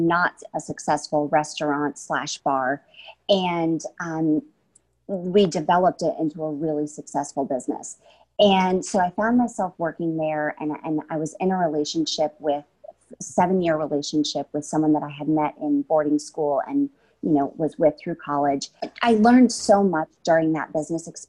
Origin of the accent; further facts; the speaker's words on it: Connecticut, United States; I'm this girl from Connecticut